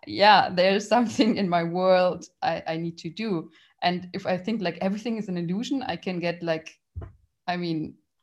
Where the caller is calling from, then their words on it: Munich, Bavaria, Germany; I'm calling in from Munich, from Germany